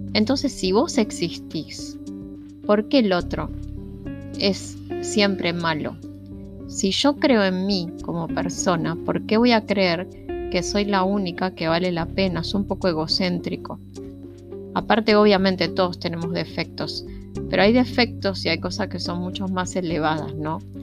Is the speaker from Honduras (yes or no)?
no; Argentina; Y los argentinos somos hermanos. Los que vivimos en este país